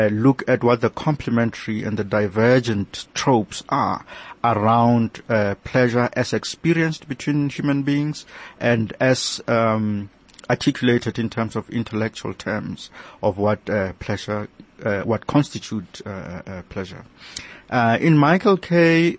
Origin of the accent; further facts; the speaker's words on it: South Africa; I am a South African